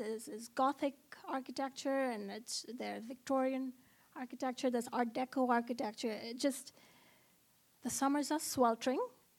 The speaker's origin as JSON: {"language": "English", "country": "Oman", "tie": "born or raised there", "said": "So I grew up in Oman, which is a country in the Middle East. It's about 3 hours from Dubai."}